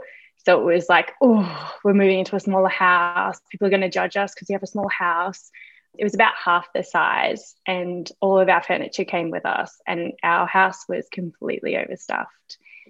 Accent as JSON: {"language": "English", "region": "Queensland", "country": "Australia", "said": "So I am from Queensland in Australia. So that's a really warm part of Australia, a little bit tropical, very humid, and a lot of rain in the evenings."}